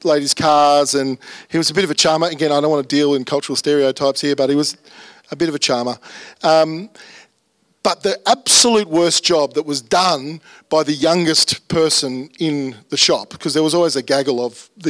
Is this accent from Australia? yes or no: yes; Brisbane, Queensland, Australia; my childhood was in the northwest suburbs. I grew up in Fernie Hills